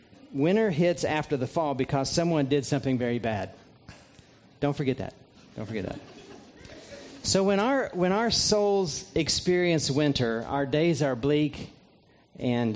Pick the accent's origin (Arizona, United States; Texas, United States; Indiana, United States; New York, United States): Indiana, United States; just south of Indianapolis, United States; moved away as an adult; also born or lived in Vero Beach, Florida; now in Lexington, United States; I grew up in Indiana, just south of Indianapolis, and it's through living those first 18 years of my life in central Indiana